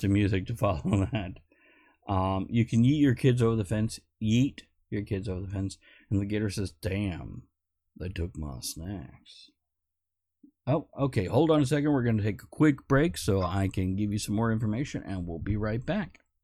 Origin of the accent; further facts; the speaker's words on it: South Florida, United States; growing up in South Florida with the Everglades